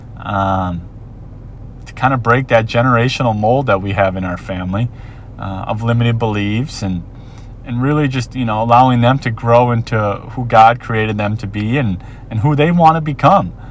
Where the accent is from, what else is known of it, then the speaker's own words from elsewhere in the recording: Minnesota, United States; moved away as an adult; now in Ewa Beach, United States; born and raised in Minnesota